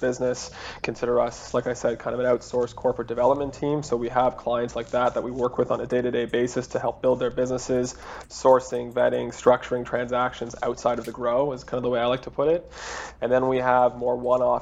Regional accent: Toronto, Ontario, Canada; I'm from Toronto

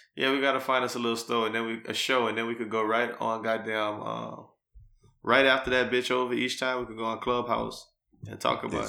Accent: Louisiana, United States; moved away as an adult; also born or lived in New Iberia, Louisiana / New Orleans, Louisiana; now in Houston, United States; I'm from Louisiana. I spent the first twenty-two years of my life between Newberry and New Orleans.

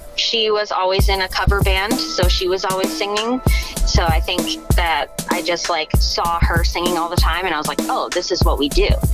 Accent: Richmond, United States; also born or lived in Augusta, Maine / Sidney, Maine; I moved to Richmond, and that's where like all of my um, adolescent development happened. So I was there from kindergarten until I graduated

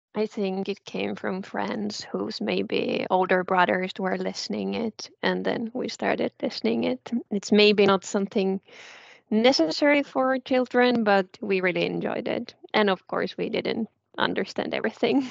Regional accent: Southern Finland, Finland; moved away; also born or lived in South Ostrobothnia; I'm actually originally from South

